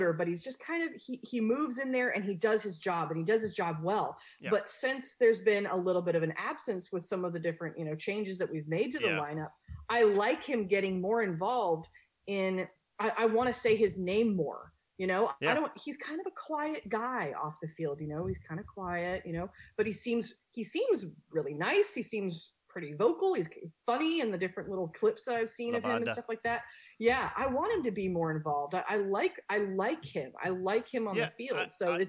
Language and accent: English; Scotland, United Kingdom; Being as Scottish as I am, I enjoy myself.